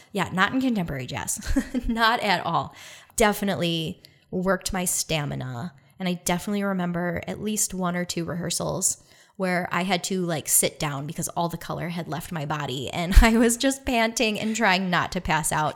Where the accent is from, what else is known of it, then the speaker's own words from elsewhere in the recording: Detroit, Michigan, United States; I'm from Detroit